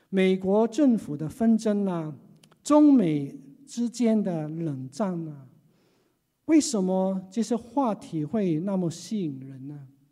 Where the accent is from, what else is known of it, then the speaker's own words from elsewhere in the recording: Hong Kong; 只有我一个人是土生土长的，像港人